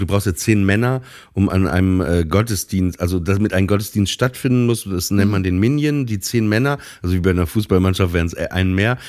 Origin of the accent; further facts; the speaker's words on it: Papenburg, Lower Saxony, Germany; moved away as an adult; ich komme ja aus Papenburg